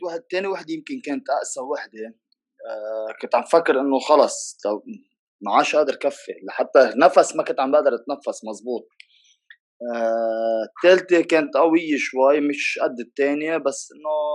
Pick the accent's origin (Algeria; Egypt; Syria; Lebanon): Lebanon; عندنا بلبنان